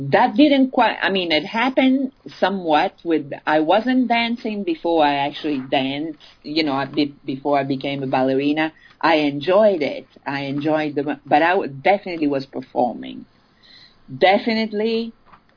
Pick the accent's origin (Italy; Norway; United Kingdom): Italy; born or raised there; also born or lived in France